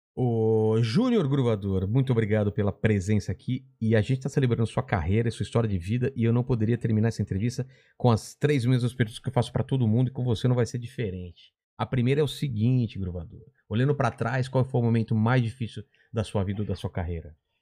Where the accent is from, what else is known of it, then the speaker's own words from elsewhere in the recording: São Bernardo do Campo, São Paulo, Brazil; sou de São Bernardo